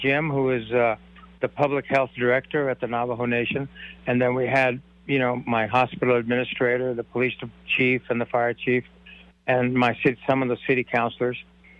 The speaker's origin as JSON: {"language": "English", "country": "India", "said": "I'm from India."}